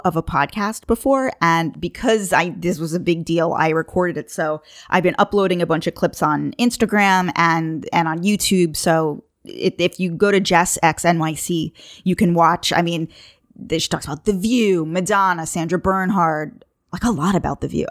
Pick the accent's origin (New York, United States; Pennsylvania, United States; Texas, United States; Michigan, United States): New York, United States; Long Island; I'm from Long Island